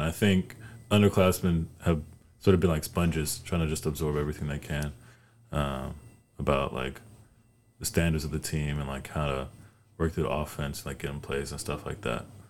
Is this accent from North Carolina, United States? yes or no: yes; High Point, North Carolina, United States; I'm from North Carolina